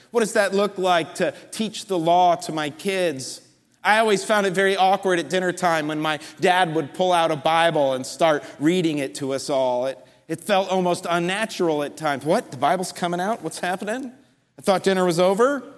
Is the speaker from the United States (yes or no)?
yes; just outside New York City, United States; moved away; I grew up just outside New York City in a Jewish community